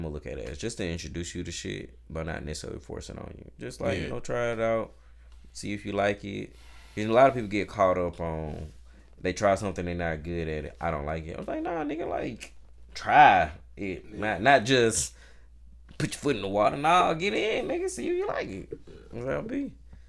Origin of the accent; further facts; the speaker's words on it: Atlanta, Georgia, United States; also born or lived in Bethesda, Maryland; I was born in Bethesda, Maryland, but I came back to Atlanta when I was 3. Like, I don't have family in Maryland. Like, all my family's in Atlanta.